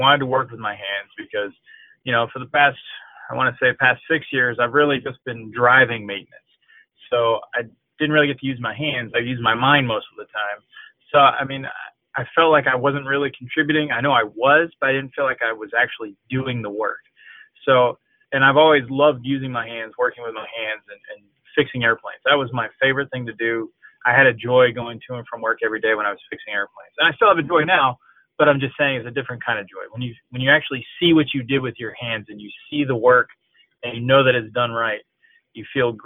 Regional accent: Allenstown, New Hampshire, United States; moved away as an adult; I grew up in Allenstown, New Hampshire.

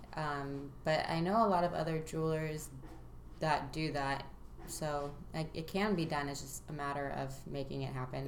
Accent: Santa Monica, California, United States; I was born in Santa Monica, and I um, lived there, you know, until I graduated high school for the most part.

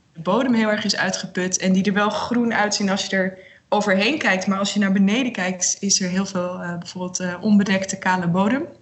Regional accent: Netherlands; ik kom uit Nederland

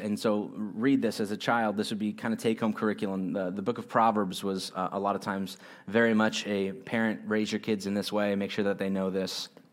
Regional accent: United States; I'm an American

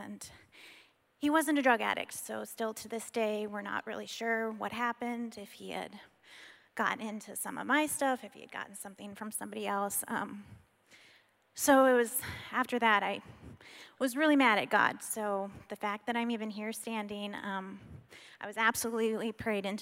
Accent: Dallas, Texas, United States; I grew up in Dallas

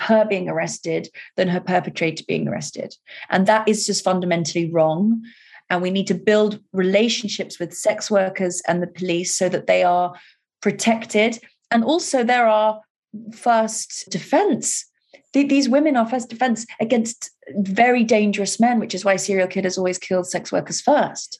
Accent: London, United Kingdom; just being a Londoner, and just walking the streets, you know, as a teenager and as a schoolgirl

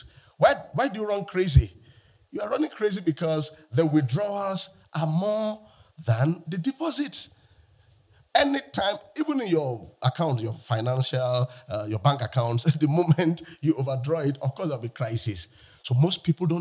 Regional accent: Lagos, Nigeria; I'm from Lagos, Nigeria

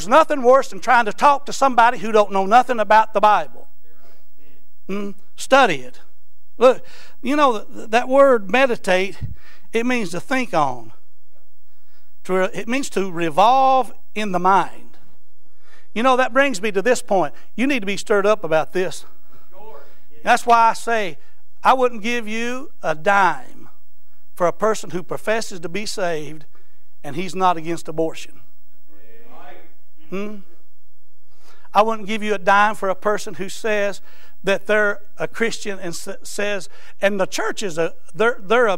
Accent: Eastern Kentucky, United States; now in Florence, United States; I'm from Eastern Kentucky

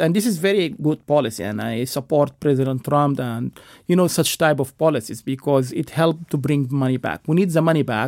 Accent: United States; as an American

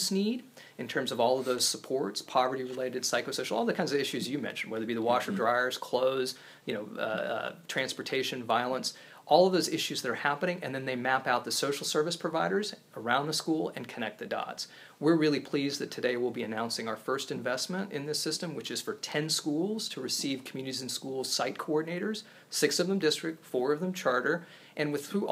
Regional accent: Topeka, Kansas, United States; also born or lived in East Coast; now in Kansas City, United States; I grew up in Topeka

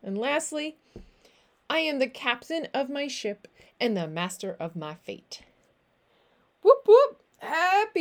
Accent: Newfoundland and Labrador, Canada; moved away; I am a Newfoundlander and Canadian coming to you from a city just south of the Netherlands

